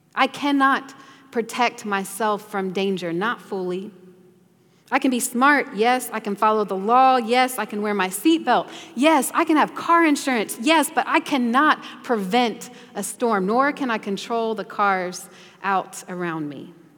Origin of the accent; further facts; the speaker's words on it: the South, United States; growing up in the South